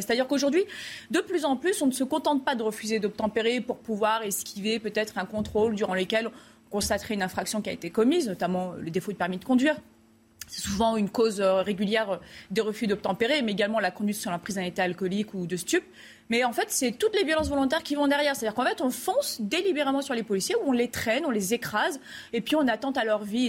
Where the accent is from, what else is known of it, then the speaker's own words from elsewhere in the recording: France; en tant que Français